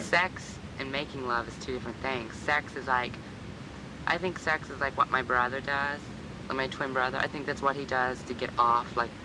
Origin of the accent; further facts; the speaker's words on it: Midwest, United States; now in New York, United States; I'm from the Midwest